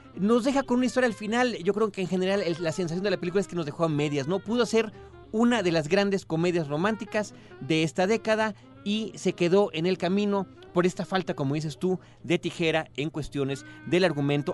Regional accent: Mexico

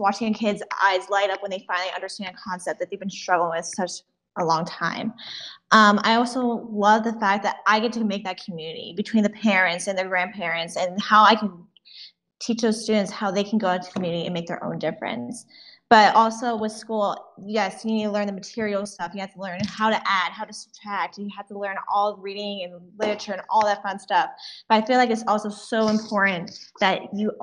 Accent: Cranberry Township, Pennsylvania, United States; I'm from Cranberry Township, Pennsylvania, near Wexford

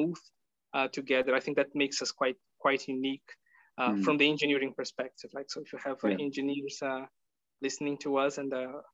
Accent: Brazil; moved away as an adult; now in Netherlands; I'm from Brazil

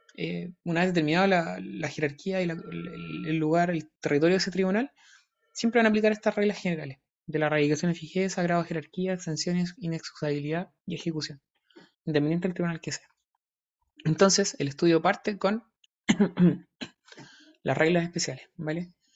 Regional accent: Talca, Maule, Chile; yo soy de Talca

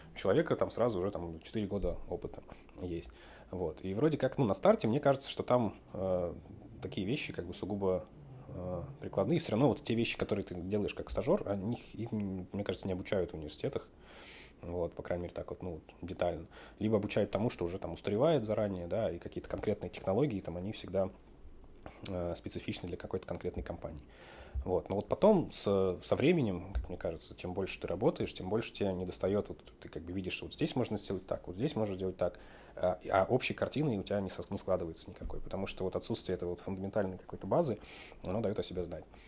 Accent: Moscow, Russia; Родился я в Москве.

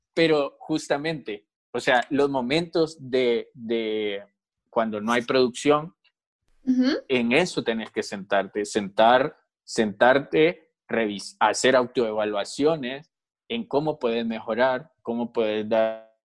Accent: Honduras; que tenemos como, como hondureños

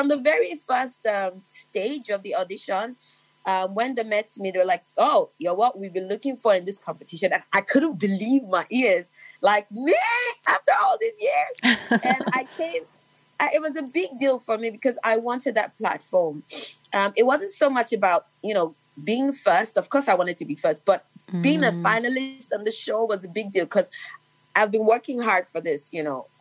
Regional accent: Lagos, Nigeria; I'm the girl from Lagos

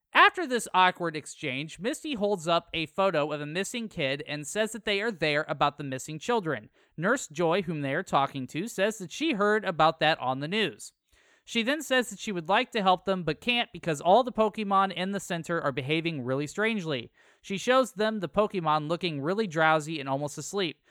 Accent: Western Iowa, United States; moved away; I'm from Western Iowa

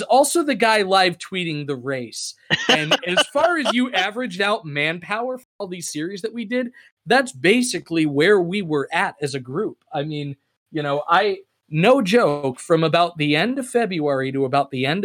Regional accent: Chelmsford, Massachusetts, United States; my hometown of Chelmsford, Massachusetts

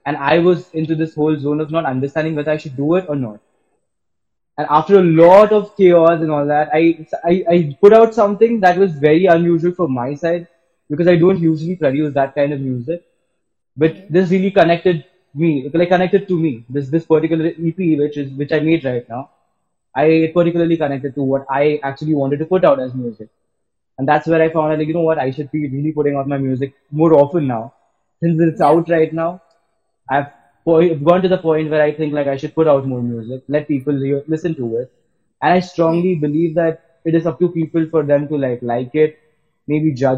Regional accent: Pune, Maharashtra, India; I'm from Pune itself

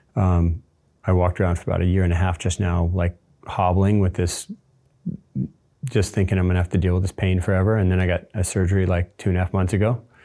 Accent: Space Coast, Florida, United States; I grew up on the Space Coast

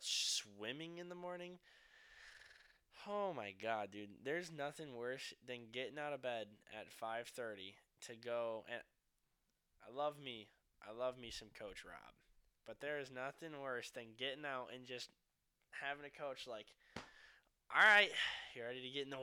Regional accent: Michigan, United States; we're from Michigan

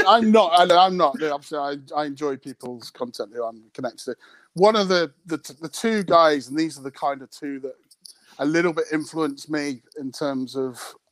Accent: United Kingdom; my British sense of humour

